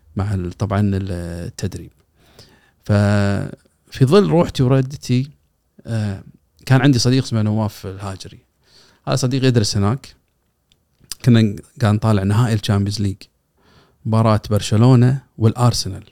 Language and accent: Arabic; Kuwait; عندنا بالكويت